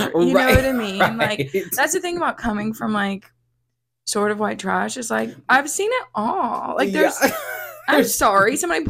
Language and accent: English; North Louisiana, United States; moved away as an adult; now in Austin, United States; So I have lived in Austin for like a year and a half. I'm from Louisiana, North Louisiana.